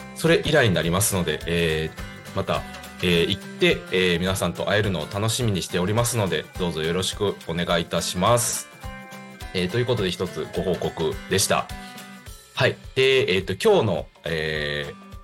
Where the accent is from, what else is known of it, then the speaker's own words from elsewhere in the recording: Higashikagawa, Kagawa, Japan; now in Kobe, Japan; 地元香川県東香川市を深く愛する男